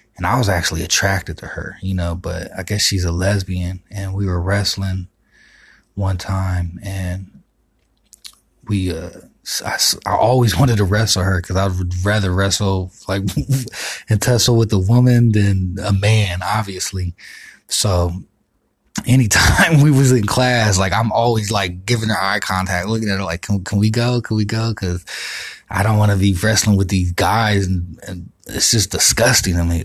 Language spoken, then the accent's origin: English; Miami, Florida, United States; I'm from Miami